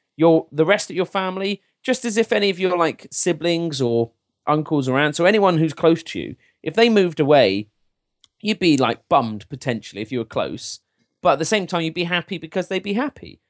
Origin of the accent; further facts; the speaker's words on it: England, United Kingdom; I'm as English and British as they come